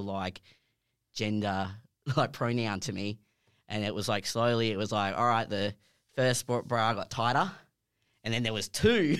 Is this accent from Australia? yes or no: yes; Perth, Western Australia, Australia; I've born and raised in Perth.